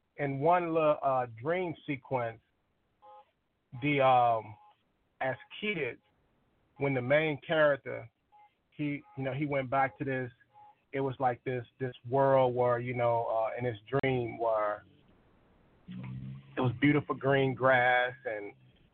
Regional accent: Arkansas, United States; moved away; I'm originally from Arkansas

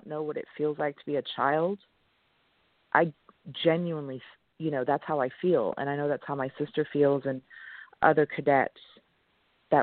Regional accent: East Grinstead, South East England, United Kingdom; born or raised there; first language French; English is a second language; also born or lived in Switzerland; now in United States

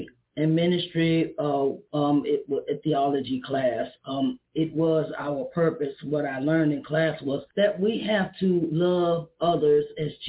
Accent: Uniontown, Pennsylvania, United States; I'm from Uniontown, Pennsylvania.

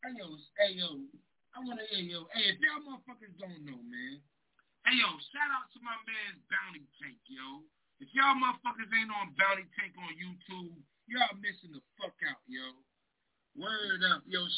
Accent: Philadelphia, Pennsylvania, United States; born there; I was born in Philly, but, nigga, I was raised out here, yo. I'm not in the Carolinas, dog.

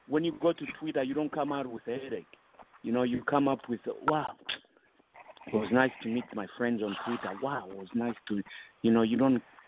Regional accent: Zambia; moved away as an adult; now in United States; Growing up in Zambia, we used to have dogs

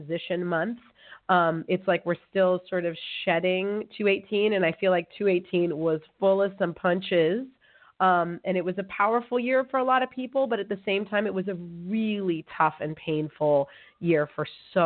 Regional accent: California, United States; moved away as an adult; now in Amsterdam, Netherlands; I'm from California. I'm a California girl.

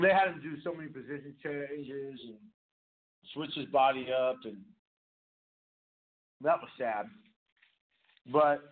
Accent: San Jose, California, United States; born or raised there

